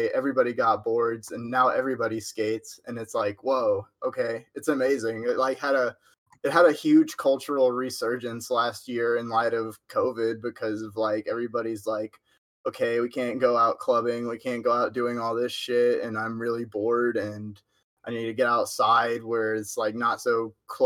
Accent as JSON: {"language": "English", "town": "Huntsville", "region": "Texas", "country": "United States", "tie": "born or raised there", "said": "I'm from Huntsville, Texas"}